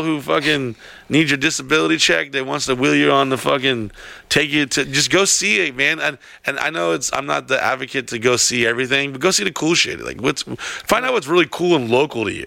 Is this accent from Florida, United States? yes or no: yes; Florida, United States; accent: southern; also born or lived in Texas / Louisiana; I spent most of my time in Florida.